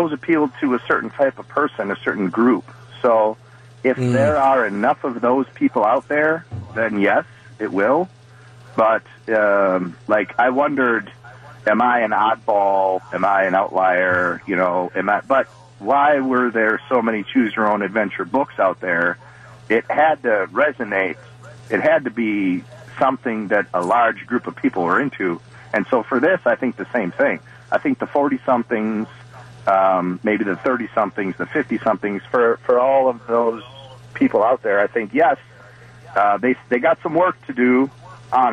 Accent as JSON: {"language": "English", "town": "Waukesha", "region": "Wisconsin", "country": "United States", "tie": "born or raised there", "lives_now": "Milwaukee, United States", "said": "I'm 44 years old, so I grew up in Waukesha"}